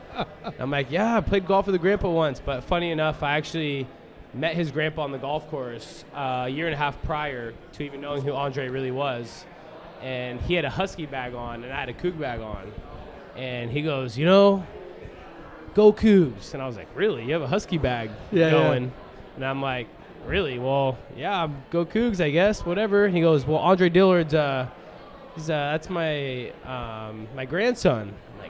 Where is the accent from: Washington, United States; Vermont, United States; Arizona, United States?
Washington, United States; Redmond; so I grew up in Redmond